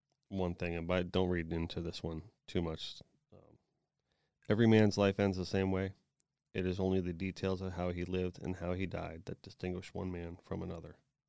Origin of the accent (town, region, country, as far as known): Florida, United States; born or raised there